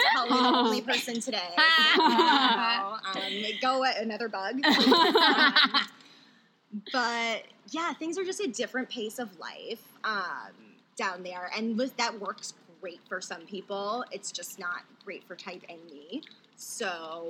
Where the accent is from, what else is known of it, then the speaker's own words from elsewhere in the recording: New Orleans, Louisiana, United States; moved away as an adult; now in Los Angeles, United States; I'm from New Orleans, but then I've been living here.